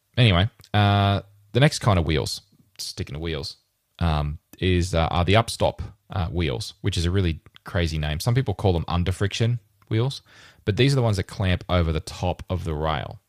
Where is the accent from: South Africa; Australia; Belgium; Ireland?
Australia; Rockhampton, Queensland; born or raised there; now in Brisbane, Australia